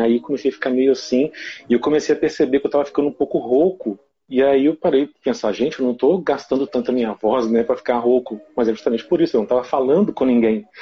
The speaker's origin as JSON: {"language": "Portuguese", "town": "Ervália", "region": "Minas Gerais", "country": "Brazil", "tie": "born or raised there", "said": "sou de Ervalha, né, que é pertinho de Viçosa aqui, é uma cidade bem pequenininha"}